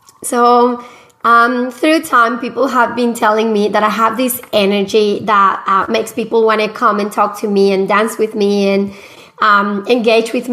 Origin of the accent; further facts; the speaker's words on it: Medellín, Antioquia, Colombia; English is a second language; moved away as an adult; now in Australia; I am originally from Colombia, from Medellin, Colombia